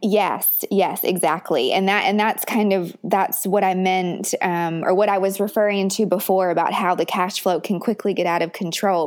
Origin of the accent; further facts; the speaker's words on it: Richmond, Virginia, United States; where I grew up in Richmond, Virginia